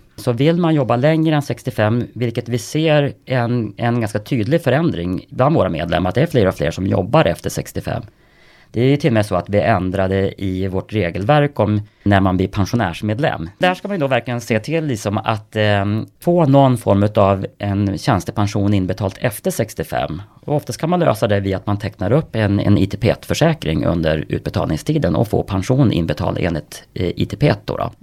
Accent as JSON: {"language": "Swedish", "town": "Kramfors", "region": "Västernorrland County", "country": "Sweden", "said": "Kramfors där jag kommer ifrån"}